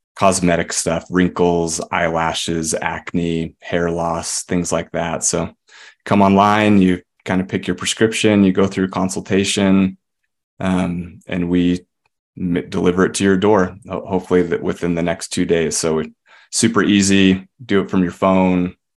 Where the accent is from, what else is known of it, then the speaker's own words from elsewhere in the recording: Murray, Utah, United States; moved us up here when I was about ten